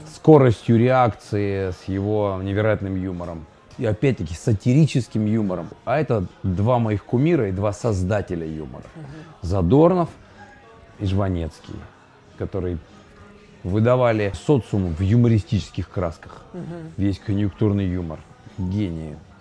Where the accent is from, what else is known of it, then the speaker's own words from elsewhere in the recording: Urals, Russia; moved away as an adult; now in Ukraine; мы родились на Урале, как говорится, с моим коллегой Евгением